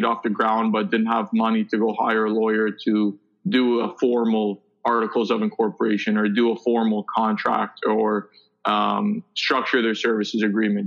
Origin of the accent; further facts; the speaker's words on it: Vaughan, Ontario, Canada; I'm from Vaughan